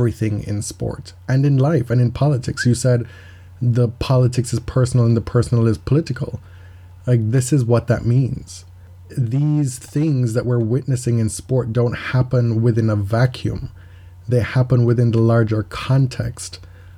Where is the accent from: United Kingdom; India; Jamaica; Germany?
Jamaica; moved away; growing up in Jamaica and living in a third world country